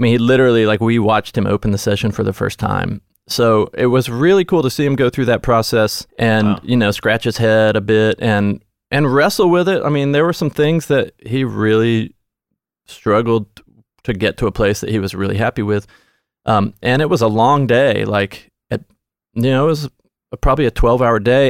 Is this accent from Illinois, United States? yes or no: no; Nashville, Tennessee, United States; I grew up in Nashville.